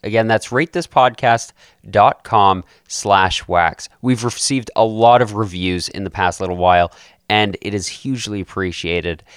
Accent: Calgary, Alberta, Canada; we're both from Calgary

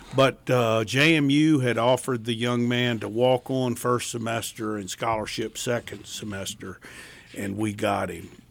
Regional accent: Tidewater, Virginia, United States; moved away; I'm from the Tidewater

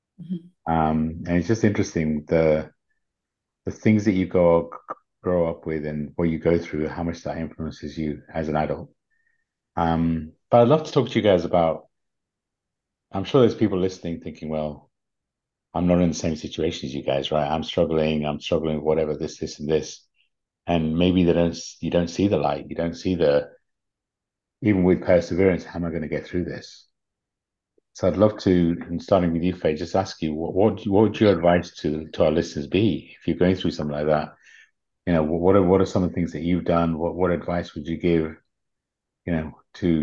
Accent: United Kingdom; born or raised there; also born or lived in Uganda

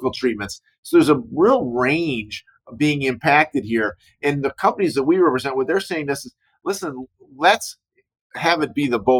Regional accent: Chicago, Illinois, United States; I grew up in Chicago.

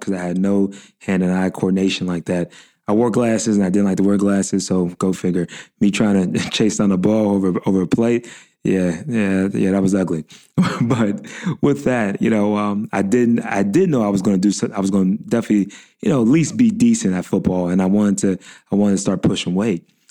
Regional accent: Pittsburgh, Pennsylvania, United States; I was born and raised in Pittsburgh

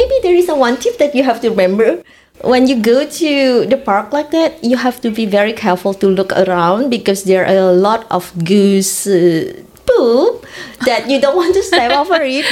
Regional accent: Indonesia; moved away as an adult; now in Sault Ste. Marie, Canada; I'm coming from Indonesia.

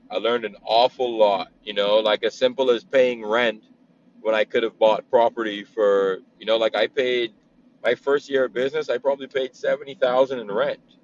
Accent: Bahamas; moved away as an adult; also born or lived in New Jersey / Brooklyn, New York; now in Oklahoma, United States; I'm born and raised in the Bahamas. Um, I moved to America when I was 18

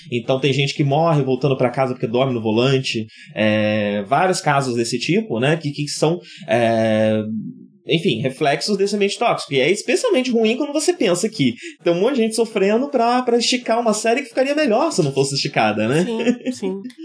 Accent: Brazil; a gente como brasileiro sabe bem

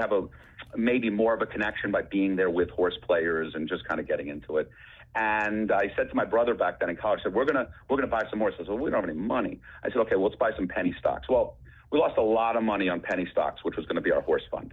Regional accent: Boston, Massachusetts, United States; also born or lived in New York; now in California, United States; I grew up in Boston

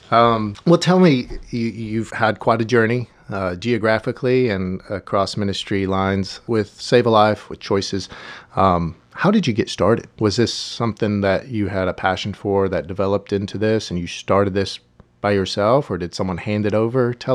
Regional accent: Barstow, California, United States; born there; Did you know I was born in California?

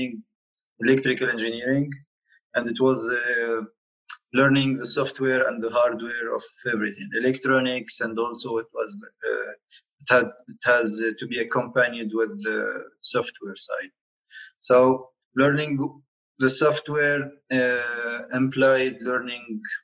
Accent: Tunisia; moved away as an adult; also born or lived in France; I'm originally from Tunisia.

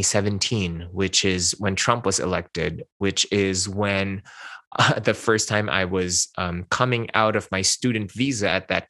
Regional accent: Philippines; English is a second language; moved away as an adult; now in Los Angeles, United States; I spoke Hokkien, Mandarin, and Tagalog when I was growing up in the Philippines

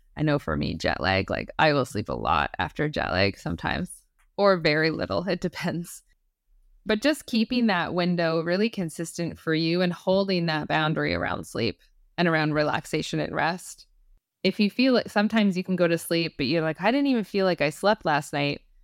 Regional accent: Canada; I'm Canadian

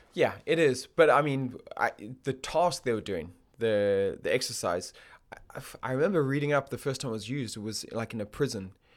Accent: Botswana; now in United Kingdom; I grew up in Botswana

